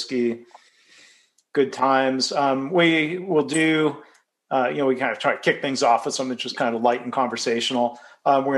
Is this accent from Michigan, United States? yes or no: yes; Michigan, United States; moved away; also born or lived in Texas / Los Angeles; Growing up in Michigan, you know, and having the four seasons